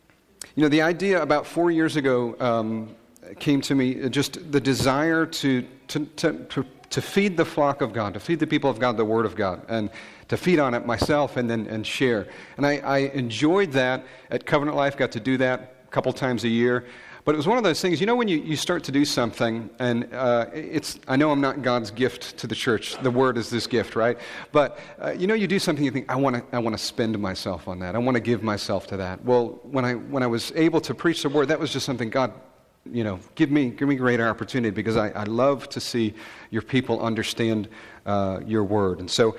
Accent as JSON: {"language": "English", "town": "Rochester", "region": "New York", "country": "United States", "moved": "yes", "said": "I'm originally from Rochester, New York."}